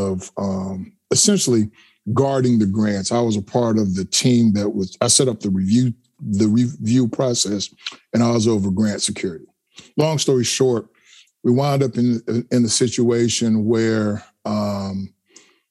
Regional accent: Pine Bluff, Arkansas, United States; I'm from Pine Bluff, Arkansas, small town in central Arkansas, actually in the Arkansas Mississippi River Delta.

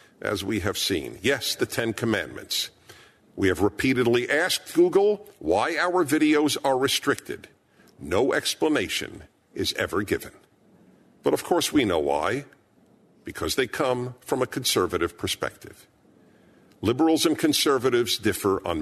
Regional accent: New York City, New York, United States; I was born in Brooklyn, New York

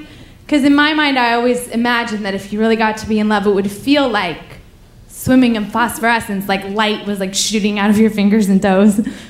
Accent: Paris, Île-de-France, France; I'm like, oh, the thing is I'm from Paris so I cannot tell you where to go, but I would if I could, you know, man.

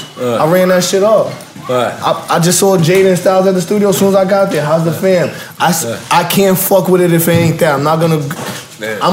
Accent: Long Island, New York, United States; I come from Long Island, New York

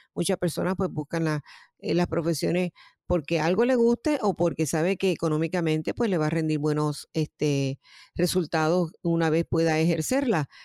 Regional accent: Puerto Rico; moved away as an adult; now in United States; yo soy natural de Puerto Rico y eh, estoy residiendo en Estados Unidos hace un tiempo

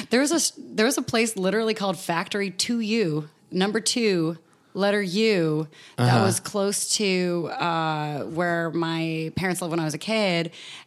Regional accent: East Bay, San Francisco Bay Area, California, United States; I was born in the Bay Area.

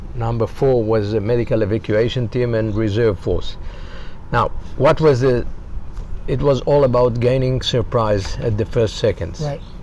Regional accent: Rishon LeZion, Central District, Israel; also born or lived in Haifa, Israel; I born in Israel, 1951. Educated in uh, Rishon LeZion elementary school, and later moved to Haifa from ah. 14 to 18

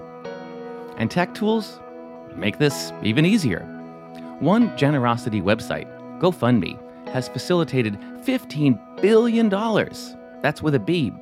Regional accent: New Jersey, United States; I'm from New Jersey

